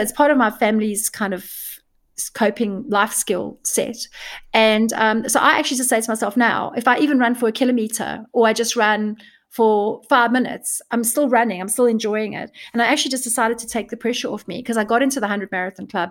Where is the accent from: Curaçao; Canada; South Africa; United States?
South Africa; now in United Kingdom; I'm from South Africa